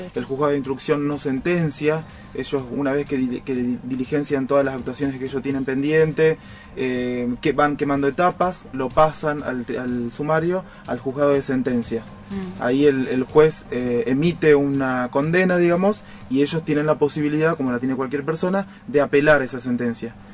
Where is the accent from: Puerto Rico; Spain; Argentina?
Argentina; Rosario, Santa Fe; moved away as an adult; also born or lived in San Lorenzo; now in Roldán, Argentina; Yo soy oriundo de Rosario. Ah. Yo nací y, y, crecí ahí en Rosario